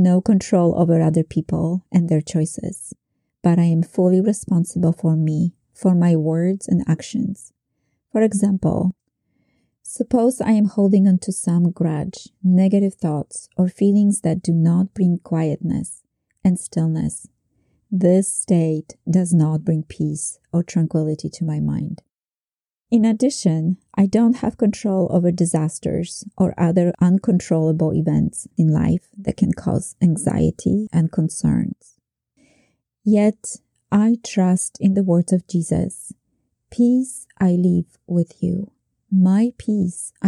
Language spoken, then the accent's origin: English; Poland; moved away; Growing up in Poland during communism